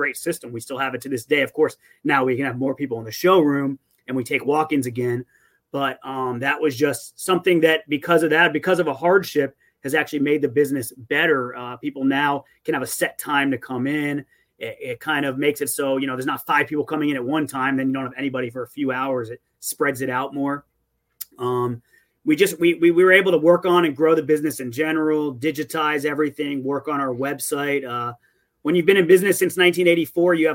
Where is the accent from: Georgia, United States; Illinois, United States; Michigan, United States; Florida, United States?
Florida, United States; Davie; also born or lived in Dade County, Florida; I went to Cooper City High School. I've lived in Davie, Cooper City area since kindergarten. And before that, I lived in Dade County.